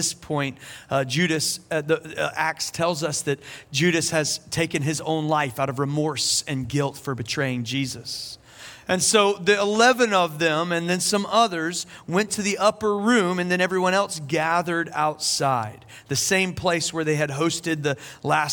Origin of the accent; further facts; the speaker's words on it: South Carolina, United States; now in Asheville, United States; I'm from South Carolina